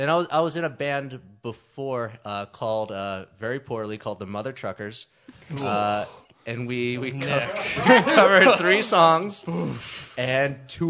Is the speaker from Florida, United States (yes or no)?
no; West Chester, Pennsylvania, United States; I grew up in Westchester, Pennsylvania.